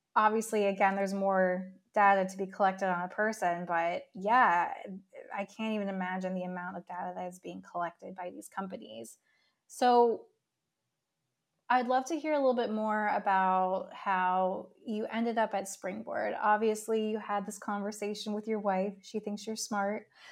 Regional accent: New York City, New York, United States; as a New Yorker myself

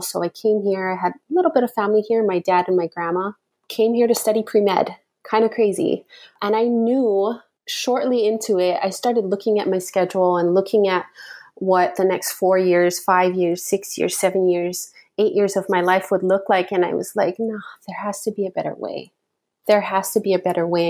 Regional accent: Hawaii, United States; I'm born and raised in Hawaii

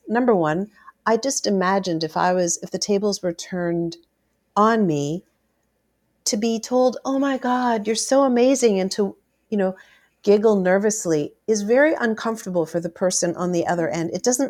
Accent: Canada; being a Canadian celebrity and being a celebrity at MuchMusic was... not very celebrity-ish.

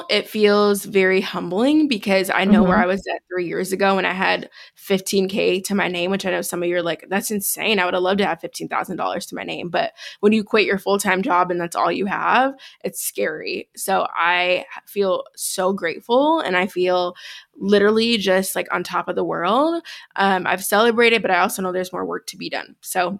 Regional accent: Chicago, Illinois, United States; now in Denver, United States; I am originally from Chicago, born and raised. Shout out Chi-Town. Born and raised.

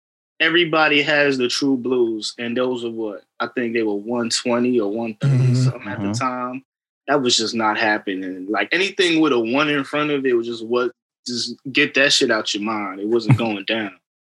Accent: Queens, New York, United States; No, nah, I'm from Queens.

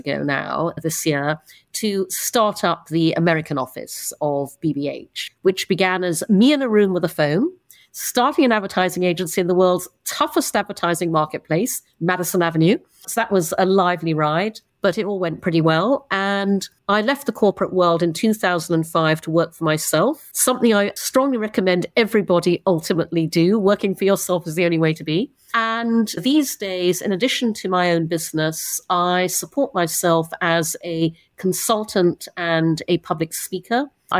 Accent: Brunei; also born or lived in United Kingdom; I'm half English, half Chinese. I was born in the UK, but when I was 6, my parents moved to Brunei in Borneo. And so I grew up in Brunei, grew up traveling all around Asia

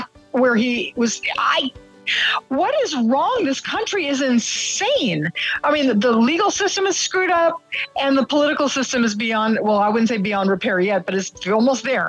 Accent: United States; now in Canada; I'm an American citizen in Canada.

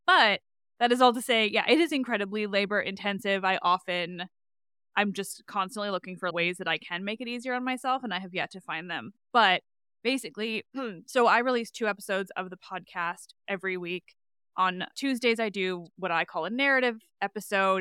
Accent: Canada; I say grade seven because I am Canadian

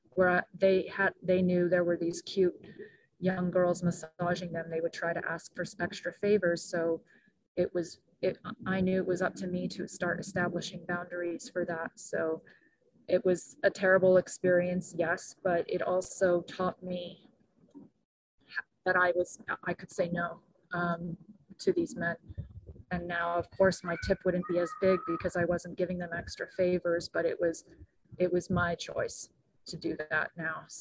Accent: Brazil; also born or lived in Japan / Mexico / Guatemala; now in United States; I grew up in Japan, I grew up in Brazil, in Mexico, and Guatemala.

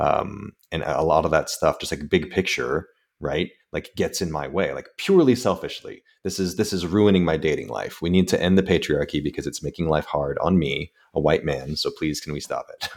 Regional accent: United States; also born or lived in San Francisco; being an American

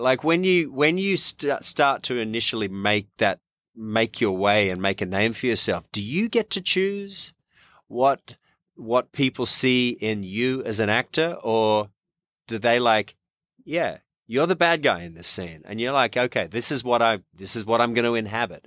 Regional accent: Australia; accent: Australian; moved away as an adult; now in Louisiana, United States; Australian born and raised, just been here twenty-eight years

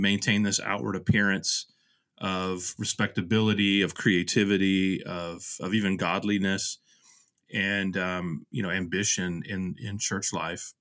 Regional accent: Houston, Texas, United States; also born or lived in Nashville / Vermont; now in Kansas City, United States; the places I grew up in Houston

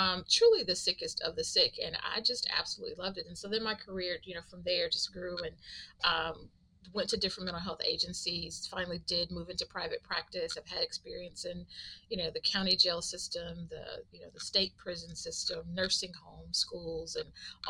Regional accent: Texas, United States; also born or lived in Atlanta / Houston; Was born and raised in Texas, a small town in Texas, and went to school in Atlanta

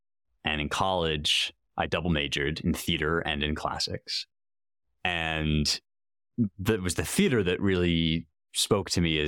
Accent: London, United Kingdom; I grew up in London, so I guess our apartment at the time, and just kind of pulling things off the shelves.

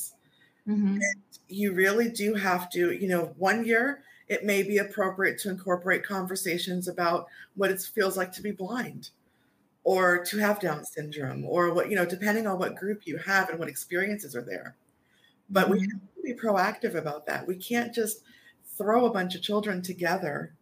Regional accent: New York, United States; I'm from New York.

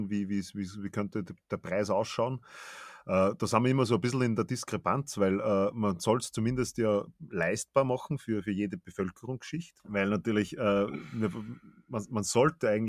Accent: Baden-Württemberg, Germany; Das kann ja. ich vom Baden, wo ich herkomme, nicht sagen.

